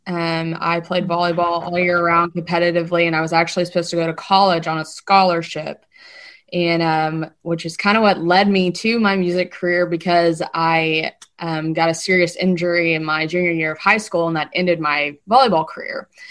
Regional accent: Lexington, Kentucky, United States; moved away as an adult; now in Nashville, United States; born and raised in Lexington, Kentucky

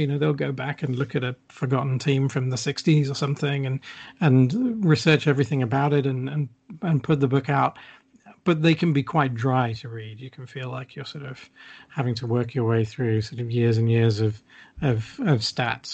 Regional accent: United Kingdom; as a British fan

